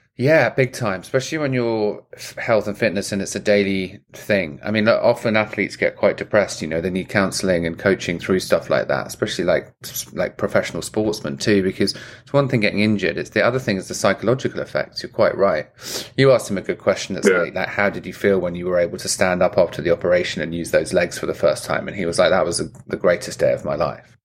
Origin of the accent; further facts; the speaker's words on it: England, United Kingdom; I'm English